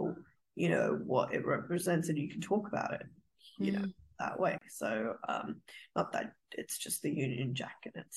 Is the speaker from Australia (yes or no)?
yes; Australia; being an Australian